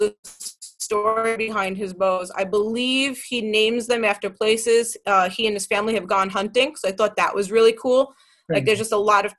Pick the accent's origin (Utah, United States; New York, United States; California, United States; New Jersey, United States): New York, United States; New York City; I'm from Queens